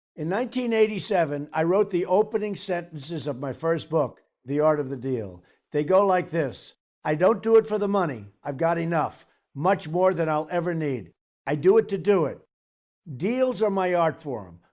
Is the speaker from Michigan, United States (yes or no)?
no; New York City, New York, United States; growing up in Queens, New York